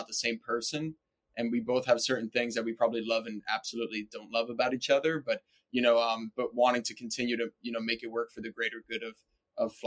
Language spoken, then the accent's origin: English; New York, United States; I'm born and raised in New York